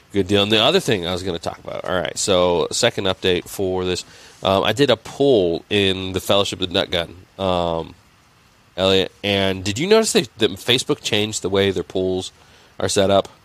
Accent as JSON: {"language": "English", "region": "Indiana", "country": "United States", "tie": "born or raised there", "said": "I grew up in Indiana"}